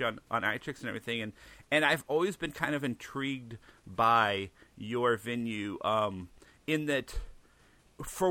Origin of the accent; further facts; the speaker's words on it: St. Louis, Missouri, United States; I grew up here in St. Louis